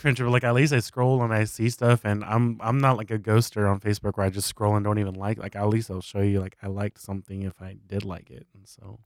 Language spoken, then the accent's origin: English; South Texas, United States; moved away as an adult; we moved our entire family from South Texas to, uh, East Texas